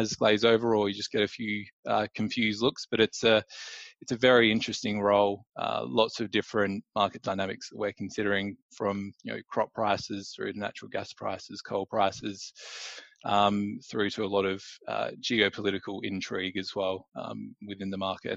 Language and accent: English; Australia; moved away as an adult; now in London, United Kingdom; I'm originally from Australia, from down in Meningi, the Mighty Bears